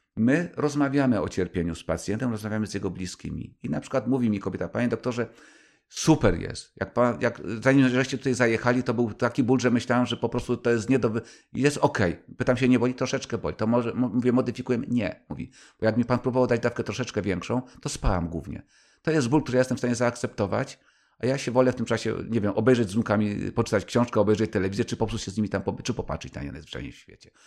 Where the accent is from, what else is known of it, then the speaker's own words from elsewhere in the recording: Kraków, Lesser Poland, Poland; moved away; also born or lived in Warsaw; Jeszcze byłem wtedy warszawiakiem, czy tam krakusem mieszkającym w Warszawie